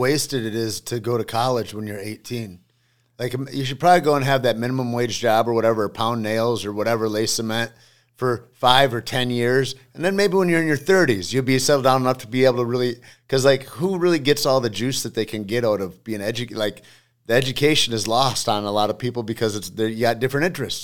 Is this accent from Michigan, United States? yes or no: yes; Alpena, Michigan, United States; I grew up in Alpena, Michigan.